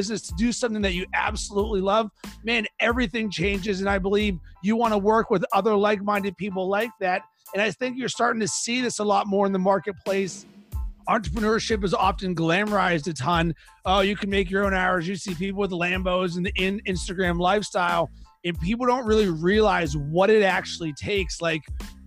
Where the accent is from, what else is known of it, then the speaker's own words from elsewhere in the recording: Pittsburgh, Pennsylvania, United States; moved away; I'm from Pittsburgh originally